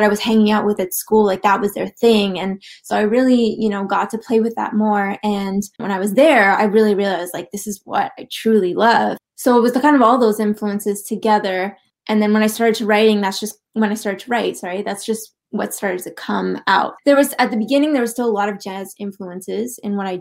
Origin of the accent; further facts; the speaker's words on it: Ottawa, Ontario, Canada; moved away as an adult; now in Toronto, Canada; I am from Ottawa originally. I do live in Toronto now.